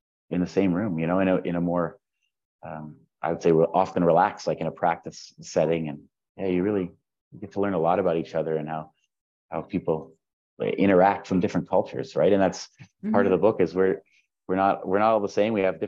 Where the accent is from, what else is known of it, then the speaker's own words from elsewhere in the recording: Southern Ontario, Canada; moved away as an adult; now in Vienna, Austria; as a kid growing up in Southern Ontario